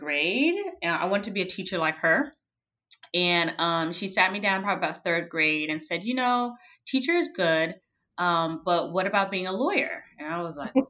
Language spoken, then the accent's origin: English; Miami, Florida, United States; I grew up in Miami, Florida